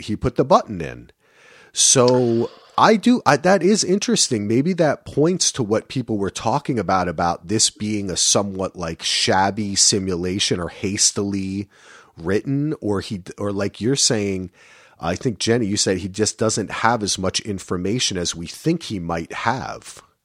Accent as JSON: {"language": "English", "region": "New Jersey", "country": "United States", "said": "I'm from New Jersey"}